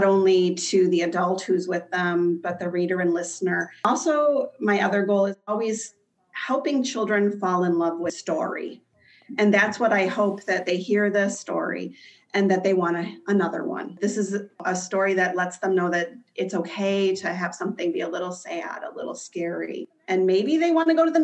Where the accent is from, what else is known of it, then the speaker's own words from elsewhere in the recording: Midwest, United States; I'm from the Midwest.